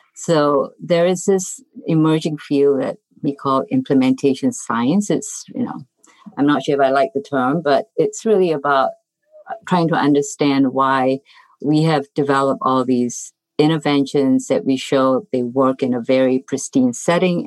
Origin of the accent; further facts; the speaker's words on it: Singapore; moved away as an adult; also born or lived in Iowa; now in United States; originally I come from Singapore and I came here really to study public health